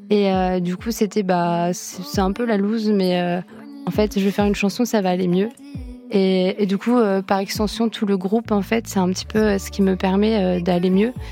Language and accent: French; Centre-Val de Loire, France; quand je suis arrivée euh, à Tours, euh, dans la grande ville, parce que je viens de Loire-et-Cher, je suis venue faire euh, des études de sociologie